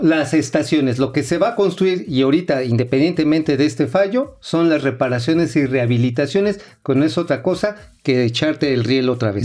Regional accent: Tula, Hidalgo, Mexico; la de Tula, de donde soy, este, ahí donde soy oriundo

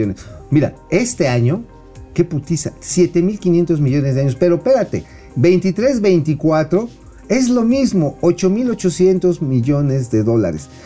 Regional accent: Tula, Hidalgo, Mexico; ahí de donde yo soy oriundo

